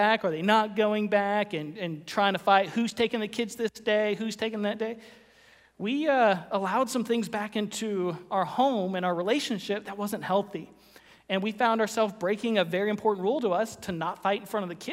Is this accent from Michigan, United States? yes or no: no; Florida, United States; moved away; I grew up in Florida.